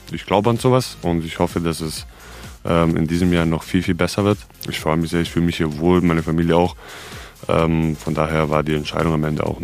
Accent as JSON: {"language": "German", "country": "Serbia", "said": "hallo, ich bin, äh, ich komme aus Serbien."}